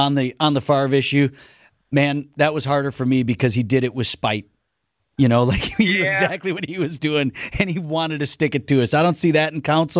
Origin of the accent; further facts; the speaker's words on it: Wauwatosa, Wisconsin, United States; I'm from Wauwatosa.